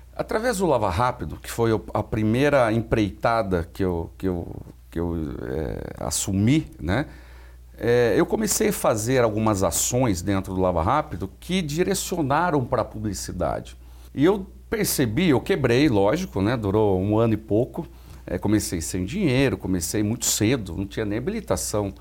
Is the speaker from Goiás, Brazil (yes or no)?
no; Limeira, São Paulo, Brazil; em Limeira, na minha cidade natal